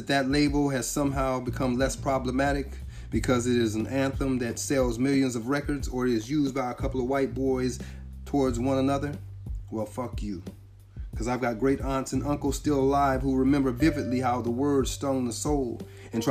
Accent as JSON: {"language": "English", "region": "California", "country": "United States", "tie": "born or raised there", "said": "I'm from California, I really didn't know California. I know it a lot better now that I live here. But when I was growing up here, I knew certain spots. And I knew Long Beach, Carson, Hawthorne, Compton, Watts, Linwood."}